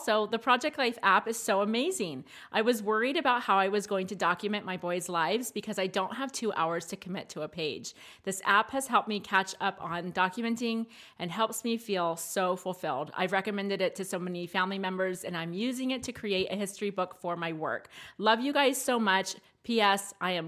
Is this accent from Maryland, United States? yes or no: yes; Maryland, United States; Yeah, that wasn't a thing where I grew up in Maryland either.